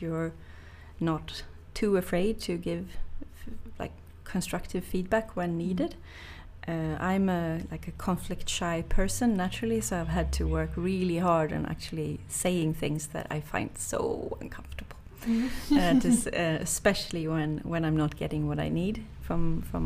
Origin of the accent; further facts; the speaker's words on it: Sweden; growing up in Sweden